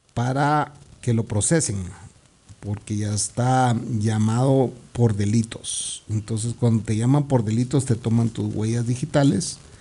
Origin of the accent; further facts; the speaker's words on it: Guatemala City, Guatemala Department, Guatemala; el centro comercial de mi vecindario, pues, donde yo crecí